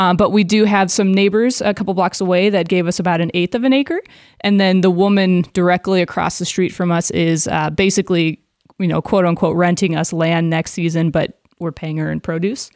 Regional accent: Des Moines, Iowa, United States; I grew up a v, suburb of Des Moines

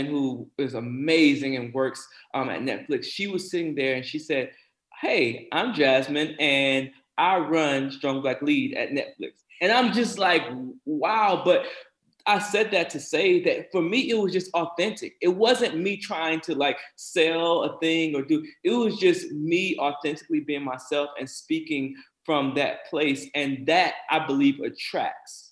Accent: South Carolina, United States; born or raised there

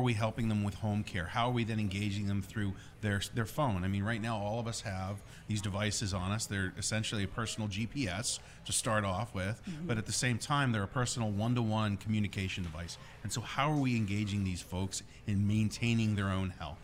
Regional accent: United States; moved away as an adult; also born or lived in Pittsburgh / Virginia / Buffalo, New York / New Jersey; I'm from outside New York City

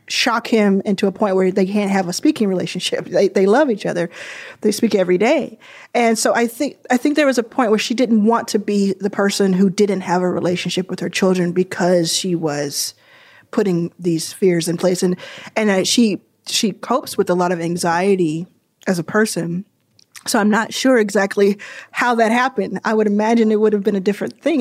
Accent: Dallas, Texas, United States; also born or lived in Jackson, Mississippi / Houston, Texas; I think of Dallas as my hometown.

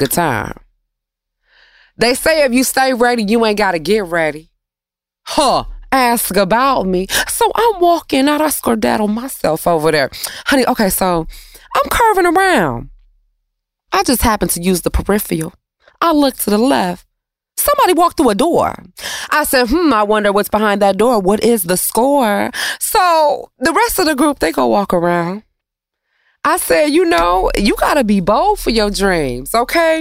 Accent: Detroit, Michigan, United States; I'm from Detroit

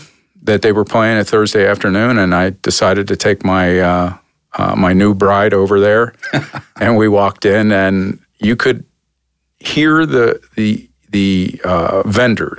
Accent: Philadelphia, Pennsylvania, United States; moved away as an adult; also born or lived in Atlanta / San Diego; now in Cleveland, United States; the kind of town I grew up in Philadelphia.

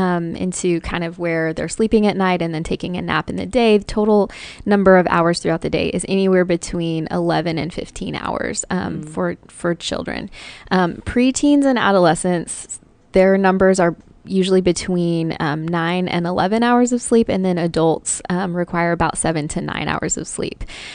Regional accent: Papua New Guinea; In Papua New Guinea.

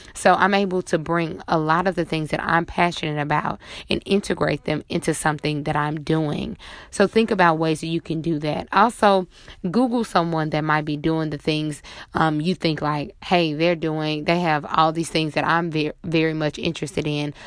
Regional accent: Monroe, Louisiana, United States; now in New Orleans, United States; my hometown of Monroe, Louisiana

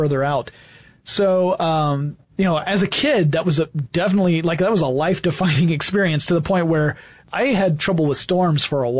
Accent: Gainesville, Georgia, United States; I grew up in Northeast Georgia near a city called Gainesville

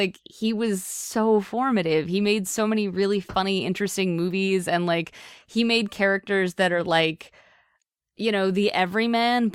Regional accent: near Pittsburgh, Pennsylvania, United States; I grew up near Pittsburgh

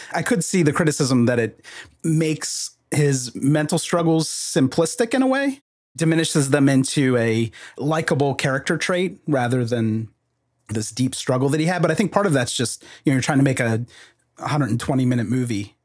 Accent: United States; also born or lived in Texas; as an American

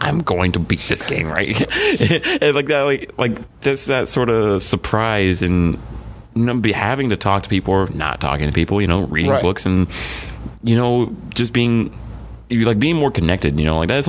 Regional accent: Garland, Texas, United States; growing up in Garland, where there were so many different cultures constantly

